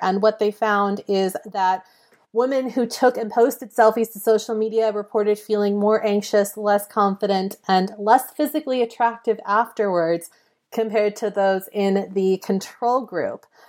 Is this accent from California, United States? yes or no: yes; Mill Valley, California, United States; my hometown of Mill Valley, which is very close to San Francisco